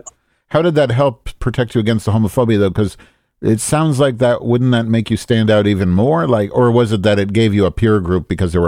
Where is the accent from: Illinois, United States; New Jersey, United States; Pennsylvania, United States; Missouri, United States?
Illinois, United States; Chicago; moved away as an adult; also born or lived in Eindhoven, Netherlands / Paris, France / Florida; I live in Chicago now, but Chicago's my home. I always come back here, but I try to leave. I did live in the Netherlands for almost 2 years, and I established myself there.